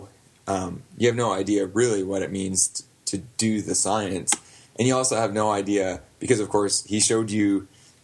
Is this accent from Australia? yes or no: no; Glencoe, Ontario, Canada; my hometown of Glencoe, Ontario